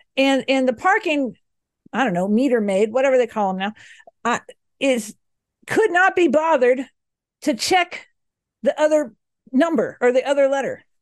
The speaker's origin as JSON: {"language": "English", "region": "the South", "country": "United States", "moved": "yes", "lives_now": "Boulder, United States", "said": "me and you, Alex, we hail from the South"}